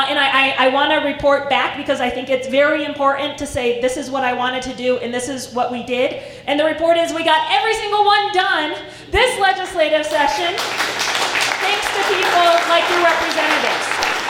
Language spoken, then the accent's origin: English; Estes Park, Colorado, United States; I grew up in rural Colorado. I grew up in Estes Park. And I grew up pretty working class